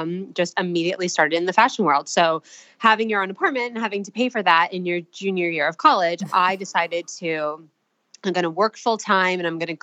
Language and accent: English; New York, United States; I am originally from New York. My parents and I, we lived about 20 minutes outside of the city. So I grew up loving New York City